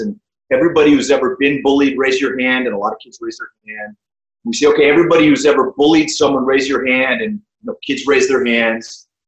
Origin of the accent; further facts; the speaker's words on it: New Castle, Pennsylvania, United States; I grew up in Western Pennsylvania in a small town called Newcastle